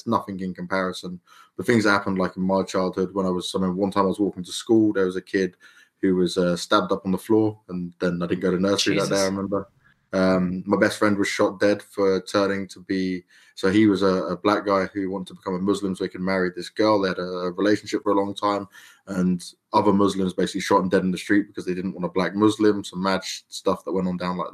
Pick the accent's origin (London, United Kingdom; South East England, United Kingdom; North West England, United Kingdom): London, United Kingdom; I'm like a commoner Londoner, east side of London, that like kind of where we started off.